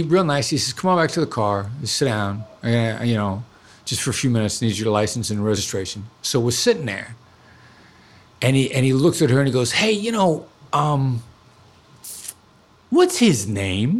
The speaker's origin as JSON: {"language": "English", "region": "Iowa", "country": "United States", "tie": "born or raised there", "also_born_or_lived": "New York City", "moved": "yes", "said": "live in where I grew up in Iowa for 10 years"}